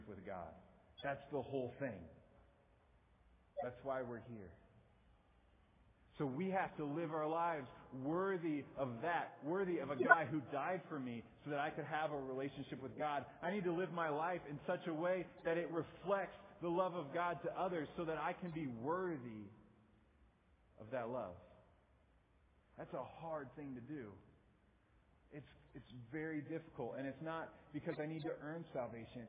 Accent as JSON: {"language": "English", "region": "Midwest", "country": "United States", "also_born_or_lived": "Blue Springs, Missouri", "accent": "Midwest", "said": "I have a Midwest accent"}